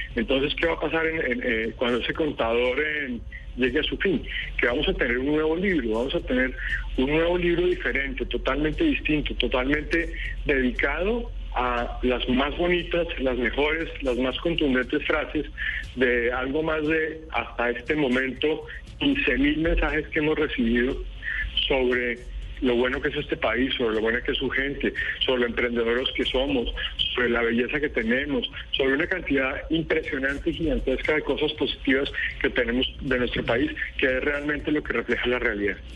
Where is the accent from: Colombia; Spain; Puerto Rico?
Colombia; los colombianos que queremos a nuestro país